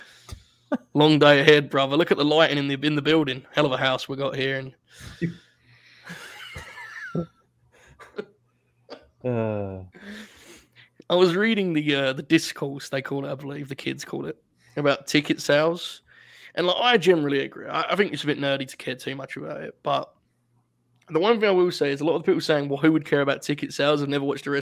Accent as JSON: {"language": "English", "country": "United Kingdom", "said": "as a Brit"}